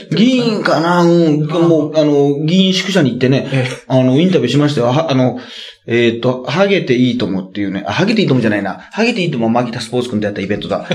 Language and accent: Japanese; Hyogo, Japan; moved away; also born or lived in Osaka; 俺と大阪も兵庫県出身でね、まあ大阪もサラリーマン時代に住んでました